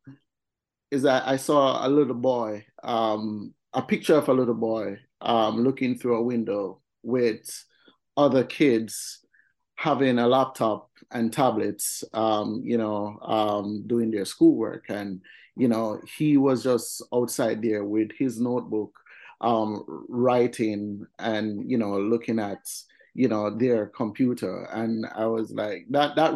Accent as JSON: {"language": "English", "town": "Kingston", "country": "Jamaica", "tie": "born or raised there", "said": "I grew up in Magarga Gully. It's Lower Vineyard Town"}